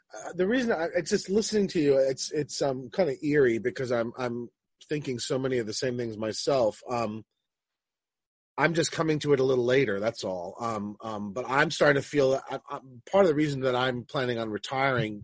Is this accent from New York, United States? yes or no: yes; Roslyn, New York, United States; also born or lived in Manhattan / Queens; I grew up in Roslyn